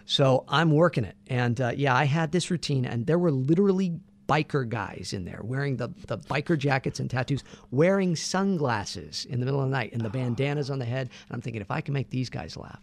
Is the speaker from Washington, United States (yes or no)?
no; Santa Barbara, California, United States; born and raised in Santa Barbara, California